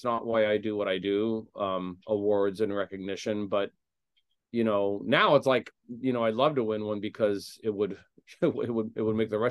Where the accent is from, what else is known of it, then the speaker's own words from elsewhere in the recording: Indiana, United States; now in Chicago, United States; It was kind of the restaurant where I sort of found my footing in Chicago after I moved here from Indiana.